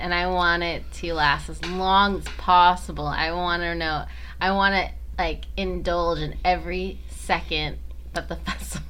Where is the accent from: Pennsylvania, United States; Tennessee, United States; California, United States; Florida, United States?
Florida, United States; Lakeland; when I was growing up in Lakeland